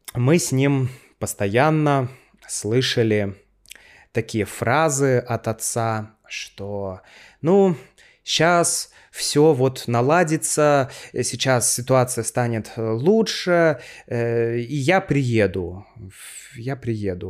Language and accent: Russian; Saint Petersburg, Russia; Я родился в городе Ленинграде, Тогда Санкт-Петербург назывался Ленинградом